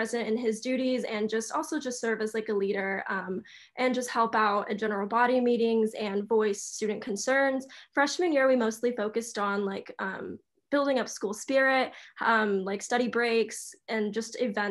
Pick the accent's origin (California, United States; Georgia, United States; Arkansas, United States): Arkansas, United States; Fayetteville; moved away as an adult; also born or lived in Queens, New York; now in New York, United States; So I'm originally from Fayetteville, Arkansas, and I did student council my whole time during high school.